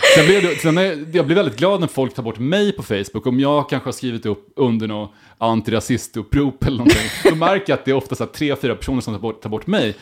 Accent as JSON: {"language": "Swedish", "town": "Karlskoga", "region": "Örebro County", "country": "Sweden", "said": "hemma i Karlskoga"}